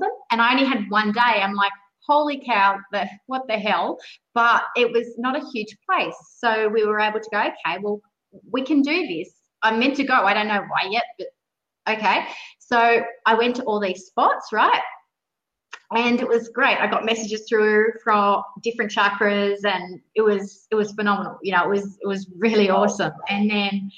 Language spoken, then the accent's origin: English; Sydney, New South Wales, Australia; I grew up in Sydney